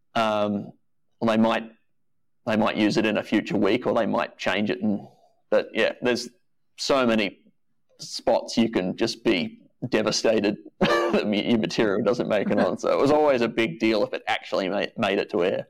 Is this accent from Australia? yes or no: yes; Australia; being Australian